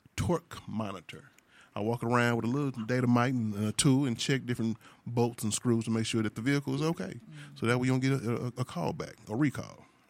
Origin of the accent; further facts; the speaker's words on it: St. Louis, Missouri, United States; also born or lived in Sacramento, California; I was born and raised in Saint Louis